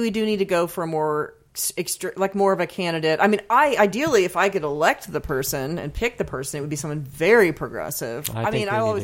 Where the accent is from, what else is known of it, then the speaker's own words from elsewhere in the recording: United States; to be an American